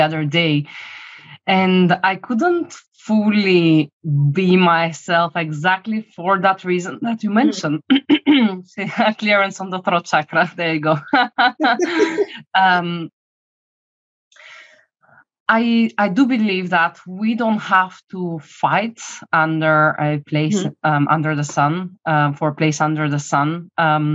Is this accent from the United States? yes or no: no; Bulgaria; moved away; I'm coming from Bulgaria originally